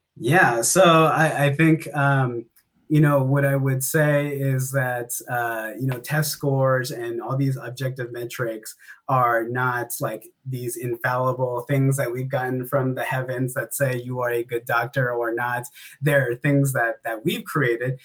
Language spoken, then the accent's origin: English; Antioch, California, United States; my hometown of Antioch, California